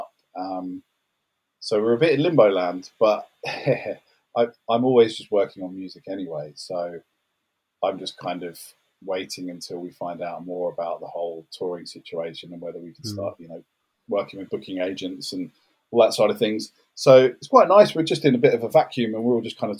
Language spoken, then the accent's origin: English; London, United Kingdom; I grew up in South London